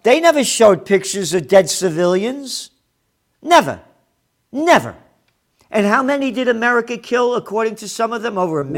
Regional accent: United States; I'm an American.

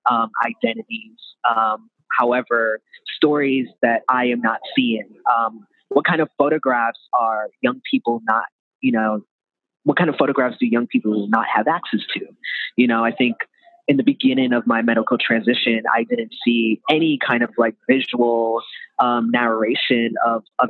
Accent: New York, United States; I'm from New York originally

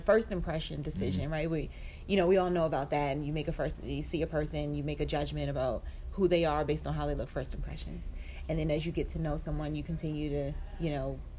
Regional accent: Baltimore, Maryland, United States; moved away; I was born and raised in Baltimore. My whole family is still there

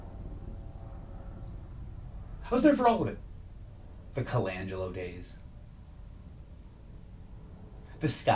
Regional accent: Canada; growing up in Canada

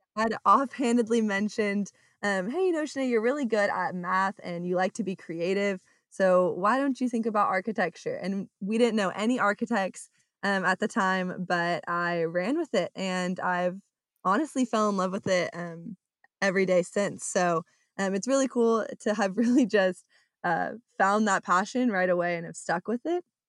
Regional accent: Orange County, California, United States; moved away as an adult; now in Oklahoma, United States; I'm from Orange County, California

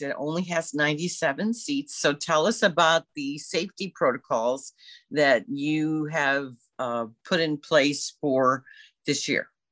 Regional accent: Belleville, Illinois, United States; growing up in Belleville because I did

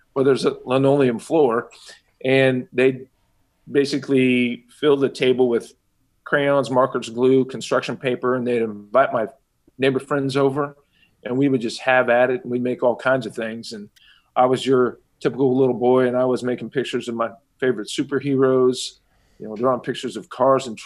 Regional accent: Kansas City, Kansas, United States; I was born and raised in Kansas City, Kansas, and I've been here all my life.

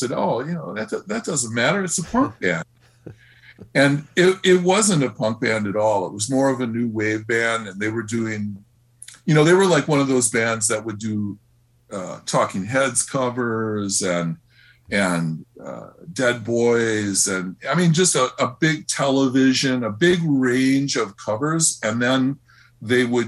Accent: Milwaukee, Wisconsin, United States; I grew up in Milwaukee and started playing in bands towards the end of eighth grade

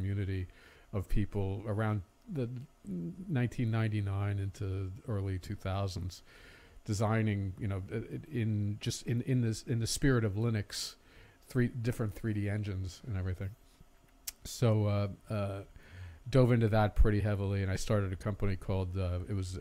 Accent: Saddle Brook, New Jersey, United States; moved away as an adult; now in Los Angeles, United States; I was born in Saddlebrook, New Jersey, in 1960, and grew up

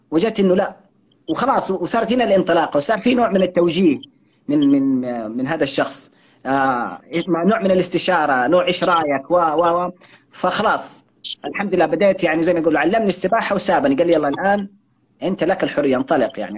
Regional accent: Hadhramaut, Yemen; انا انا انا حضرمي في بهذه الطريقه

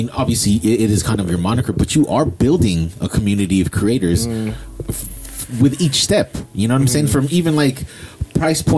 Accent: Daly City, California, United States; I'm from Daly City. I'm from here.

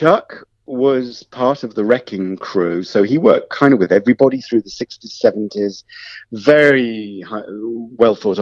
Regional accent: Wolverhampton, West Midlands, United Kingdom; I'm from Wolverhampton

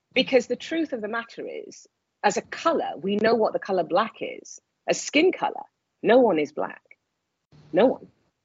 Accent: Nigeria; moved away as an adult; now in United Kingdom; And so I grew up in Nigeria until I was in my mid-20s and then came back to the UK.

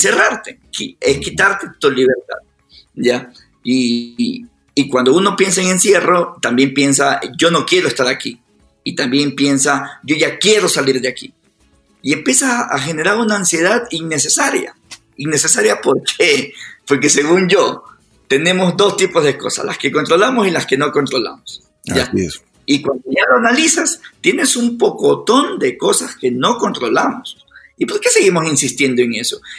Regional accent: Guayaquil, Guayas, Ecuador; now in Quito, Ecuador; estoy en Quito, yo soy de Guayaquil, mi, familia, es. mi familia cercana está en Guayaquil

